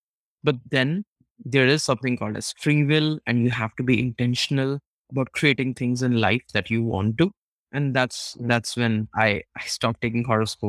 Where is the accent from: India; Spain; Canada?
India; when I was pretty small, and especially when you're growing up in India, you come across these astrologers, horoscope readers who tell you